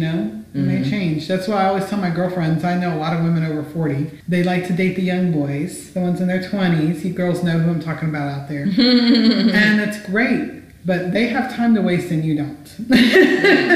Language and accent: English; United States; as an American female